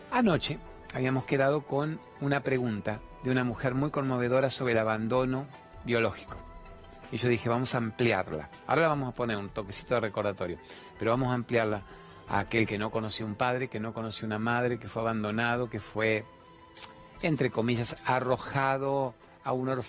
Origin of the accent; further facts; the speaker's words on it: La Plata, Buenos Aires Province, Argentina; soy de La Plata.